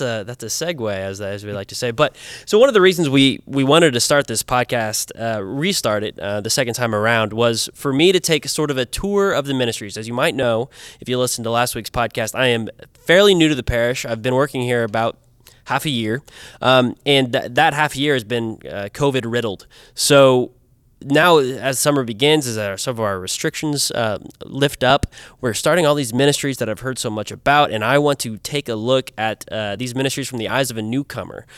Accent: Kansas, United States; moved away; I'm from Kansas.

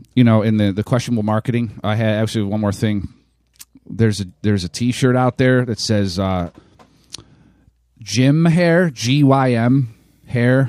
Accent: Ohio, United States; I was born in Ohio

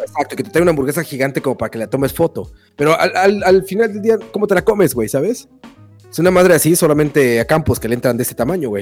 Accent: Mexico; moved away; vengo de México

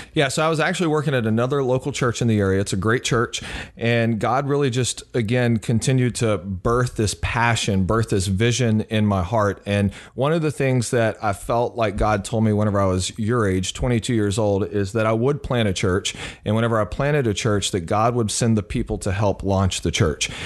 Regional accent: Beaumont, Texas, United States; moved away as an adult; also born or lived in Mississippi; now in New York, United States; I grew up in, uh, Southeast Texas in the Beaumont area and was born in Mississippi

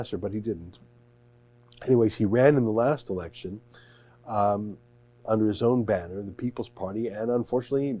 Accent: Canada; we're Canadian citizens

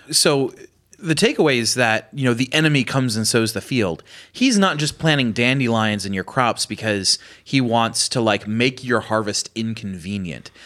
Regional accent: Pennsylvania, United States; I'm from Pennsylvania

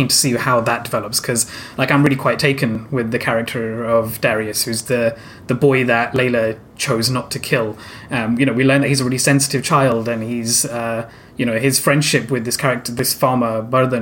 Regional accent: United Kingdom; I'm British Indian

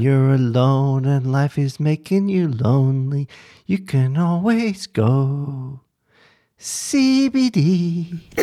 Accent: Perth, Western Australia, Australia

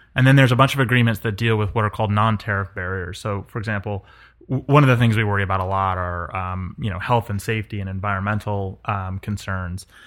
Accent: New York, United States; also born or lived in Colorado / California; now in the South, United States; I grew up in New York, lived in Colorado

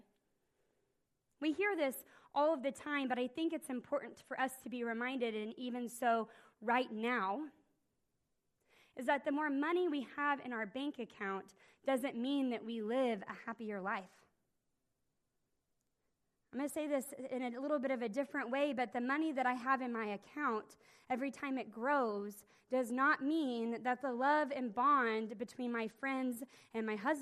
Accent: Nowata, Oklahoma, United States; I grew up in Nowata, Oklahoma, which is in the northeastern part of the state

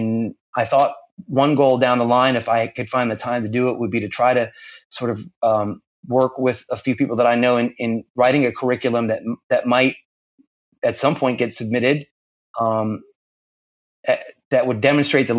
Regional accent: Central Florida, United States; moved away as an adult; now in Jacksonville, United States; I relocated to Jacksonville. I'm originally from Central Florida, but I relocated up here and to do this job

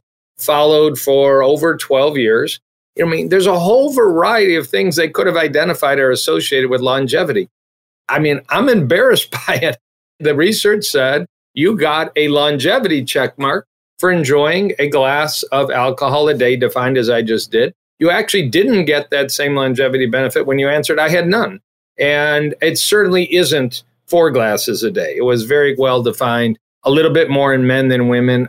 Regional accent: Detroit, Michigan, United States; I'm from Detroit or Michigan

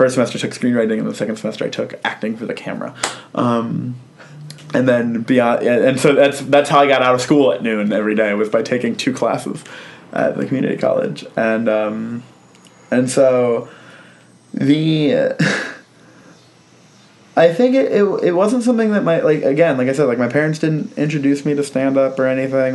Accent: Sterling, Virginia, United States; I'm from Sterling, Virginia. And same hometown as Patton Oswalt

